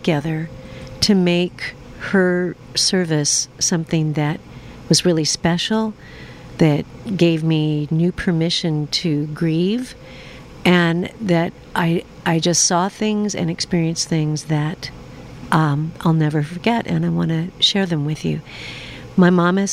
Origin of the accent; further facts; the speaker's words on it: Seattle, Washington, United States; I'm from Seattle